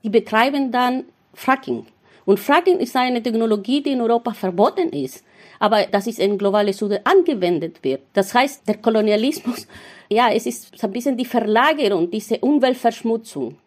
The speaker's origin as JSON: {"language": "German", "region": "Mapuche reservation in southern Chile", "country": "Chile", "tie": "born or raised there", "first_language": "Mapudungun", "second_language": "German", "moved": "as an adult", "lives_now": "Berlin, Germany", "said": "Ich bin in einem Reservat aufgewachsen in Südchile, äh, in einem Mapuche-Reservat"}